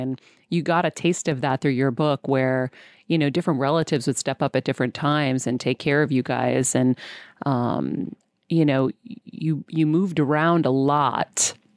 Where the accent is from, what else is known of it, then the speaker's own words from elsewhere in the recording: Massachusetts, United States; my home state of Massachusetts